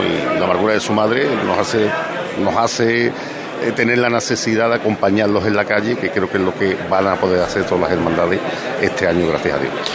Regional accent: Mairena del Alcor, Andalusia, Spain; estuve en mi pueblo que hacía tiempo que no, que no podía disfrutar tanto tiempo también de la hermandad de la borriquita de mi pueblo. Que aunque yo soy soleano, soy de la hermandad de la soledad de Mairena

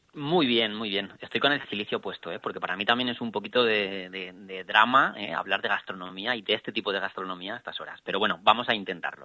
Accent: Salamanca, Castile and León, Spain; moved away; el mejor embajador de mi tierra

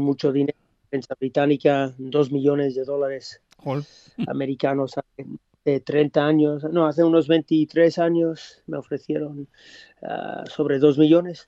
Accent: Australia; moved away; also born or lived in Gijón, Spain / England; cuando nací en Australia

